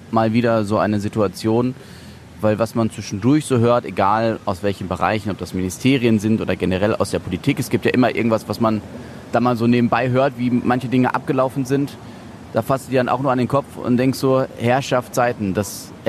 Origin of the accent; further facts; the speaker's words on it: Essen, North Rhine-Westphalia, Germany; ich komme aus Essen.